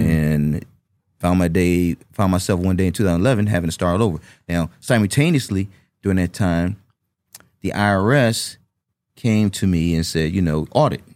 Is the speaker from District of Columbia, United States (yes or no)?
yes; Washington, District of Columbia, United States; growing up in Washington, D C